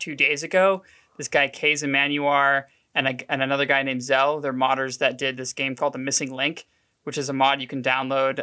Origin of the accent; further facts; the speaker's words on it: Oklahoma City, Oklahoma, United States; Born and raised in Oklahoma City